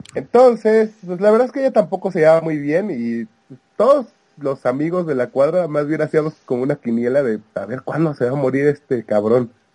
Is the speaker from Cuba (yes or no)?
no; Veracruz, Mexico; yo soy, yo soy de Veracruz